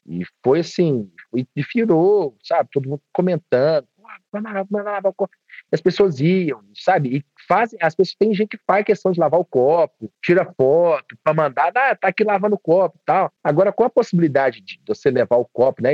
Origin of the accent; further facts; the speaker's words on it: Divinópolis, Minas Gerais, Brazil; accent: mineiro; o meu sotaque, ele, até mesmo para os padrões de Divinópolis aqui, ele é um pouco mais